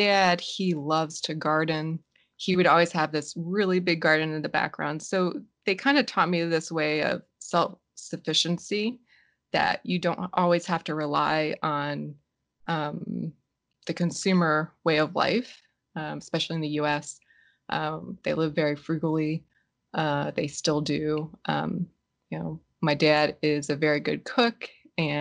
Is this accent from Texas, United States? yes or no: no; Philadelphia, Pennsylvania, United States; I grew up in Pennsylvania, Philadelphia